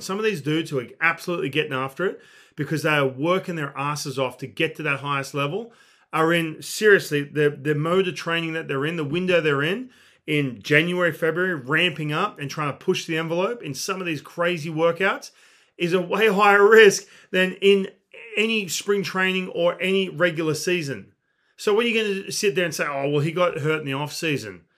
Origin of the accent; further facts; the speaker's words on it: Australia; I do come from a non-baseball country